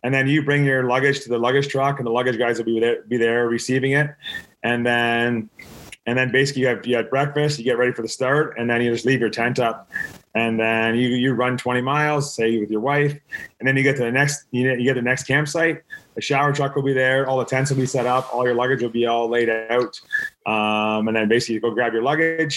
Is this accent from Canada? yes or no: yes; Canada; I'm from Canada